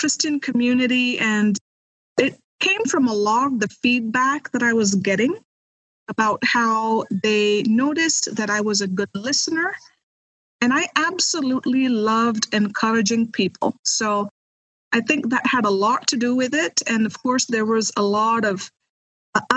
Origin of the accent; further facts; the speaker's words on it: India; moved away as an adult; now in United States; I am originally from India. I am a missionary kid. My parents still are missionaries in India